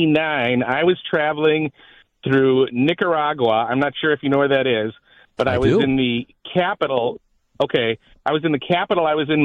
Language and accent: English; Milwaukee, Wisconsin, United States; I said, "I'm from Milwaukee."